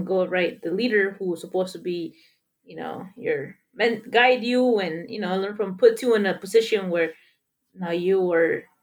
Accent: Mexico; moved away; when I grew up in Mexico

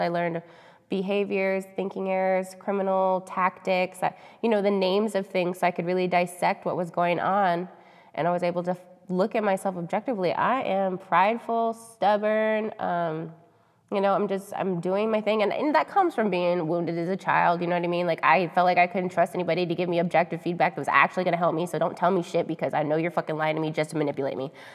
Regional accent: United States; we're American

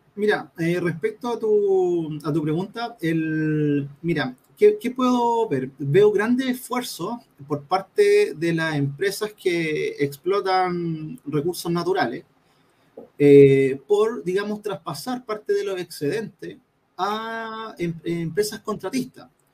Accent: Santiago, Santiago Metropolitan Region, Chile; moved away as an adult; now in Antofagasta, Chile; yo soy oriundo de Santiago

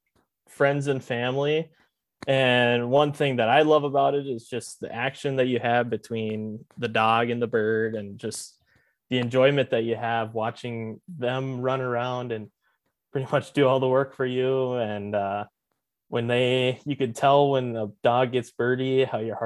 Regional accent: Argusville, North Dakota, United States; I grew up in Argusville, North Dakota, which is on the eastern side, just north of Fargo.

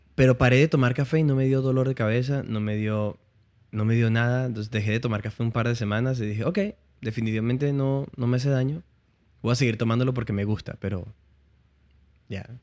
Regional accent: Puerto Ayacucho, Amazonas, Venezuela; accent: Venezuelan; moved away as an adult; also born or lived in Barquisimeto, Venezuela; now in Miami, United States; volví de la universidad, yo, estudiaba en la universidad en Barquisimeto. Ok. Y volví de visita a Puerto Ayacucho.

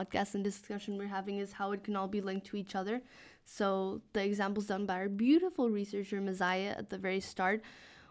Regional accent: Mexico; I come from Mexico

